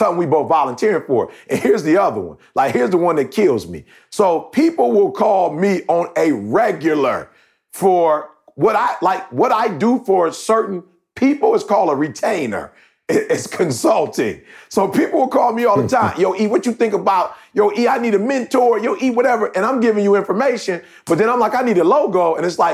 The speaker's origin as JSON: {"language": "English", "town": "Detroit", "region": "Michigan", "country": "United States", "tie": "born or raised there", "said": "I grew up in Detroit"}